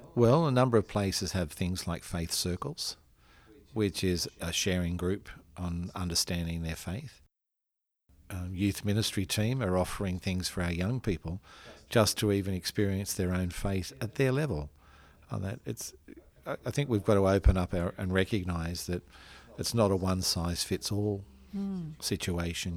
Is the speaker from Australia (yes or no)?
yes; Australia; as an Australian man and as an Australian priest